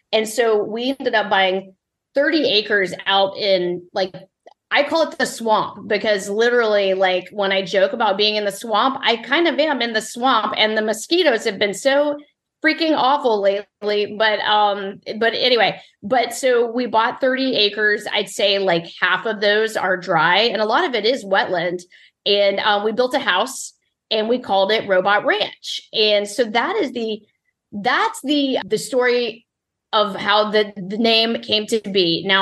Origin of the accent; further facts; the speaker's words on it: Mississippi, United States; born there; most people have no idea I was born in Mississippi because I don't have much of a, a, Southern accent.